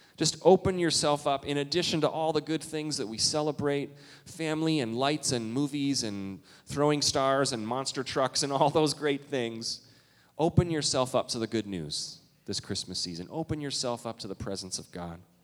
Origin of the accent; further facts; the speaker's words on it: Canada; now in Minnesota, United States; I'm from Canada